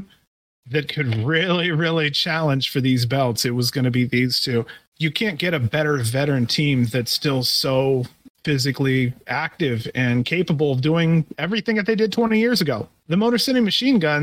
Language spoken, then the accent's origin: English; Ohio, United States; I'm from Ohio